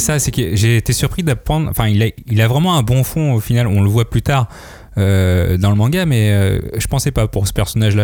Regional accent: France; je viens de la France, je viens de l'Occident

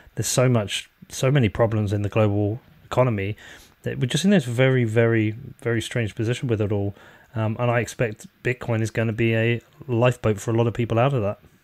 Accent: Bedford, East of England, United Kingdom; people know I'm from Bedford.

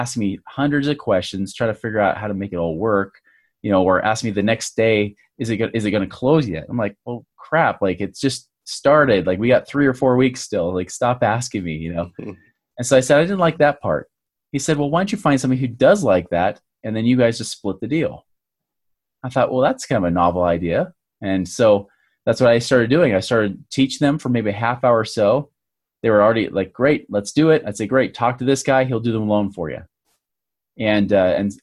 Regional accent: Oregon, United States; now in Utah, United States; I grew up in Oregon in the USA here

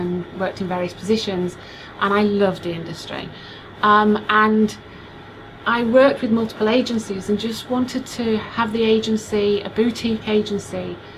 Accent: Yorkshire and the Humber, United Kingdom; moved away as an adult; also born or lived in south coast of England; now in United States; I'm from Yorkshire in the United Kingdom

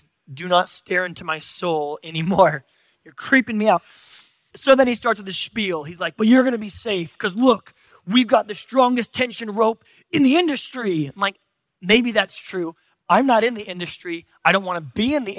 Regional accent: San Diego, California, United States; I'm from San Diego

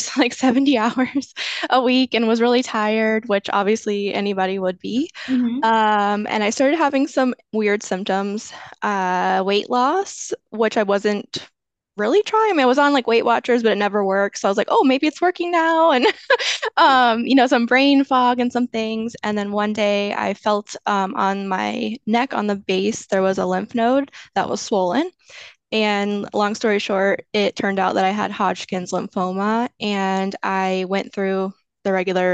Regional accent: Florida, United States; I'm from Florida

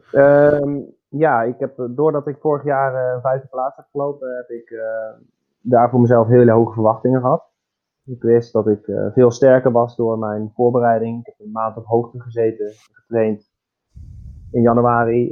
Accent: Netherlands; moved away as an adult; also born or lived in Germany; now in Switzerland; wij als, als Nederlanders

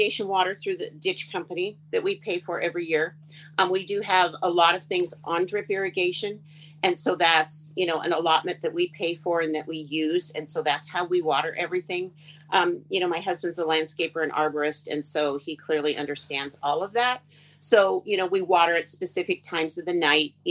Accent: Tacoma, Washington, United States; I grew up in Tacoma, and I was in 4-H

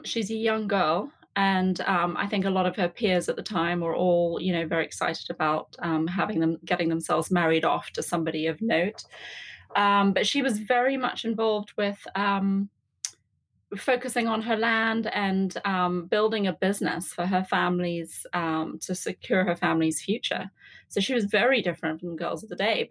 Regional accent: England, United Kingdom; now in Atlanta, United States; I grew up in England, as you can probably tell from my accent.

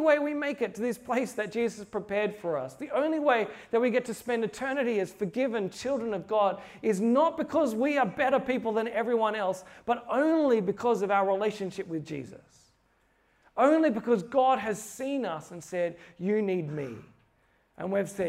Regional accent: Australia; I'm from Australia

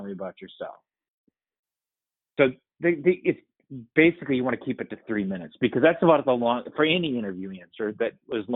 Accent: Winona, Minnesota, United States; I grew up in Winona, Minnesota, and I had a great family

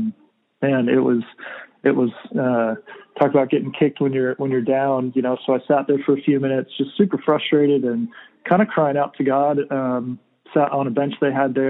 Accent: California, United States; moved away as an adult; I'm from California

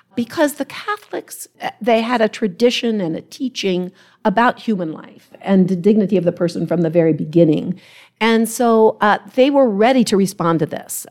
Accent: Ohio, United States; moved away as an adult; from Ohio, I'm from Ohio

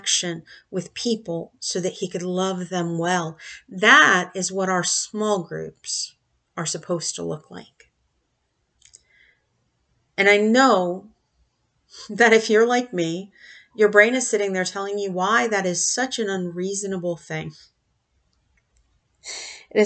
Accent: United States

